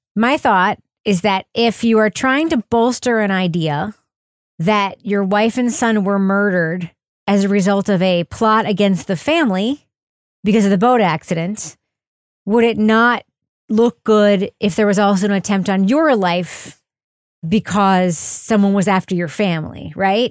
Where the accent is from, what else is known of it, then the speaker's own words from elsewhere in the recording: New Hampshire, United States; she just knew I was from New Hampshire